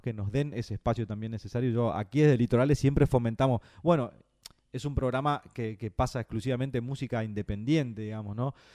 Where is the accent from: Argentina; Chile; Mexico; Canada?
Argentina; Santo Tomé, Corrientes; now in Buenos Aires, Argentina; desde Santo Tomé Corrientes, mi pueblo, sobre la costa del río Uruguay, aquí este, entre mates, entre guitarras, entre gurizadas que, nos conocemos de, muy chiquitos